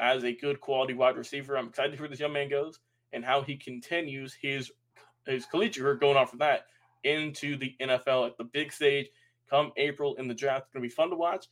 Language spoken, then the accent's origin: English; Atlanta, Georgia, United States; we're from Atlanta.